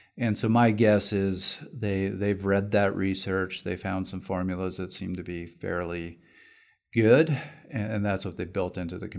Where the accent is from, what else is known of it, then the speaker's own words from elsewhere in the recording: Canada; First of all, as a Canadian, kudos for commuting in Calgary, particularly if you're doing that in the winter.